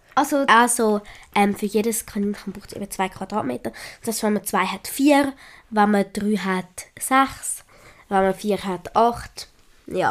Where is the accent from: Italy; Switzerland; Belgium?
Switzerland; accent: Swiss German; ich kann besser Schweizerdeutsch reden als Hochdeutsch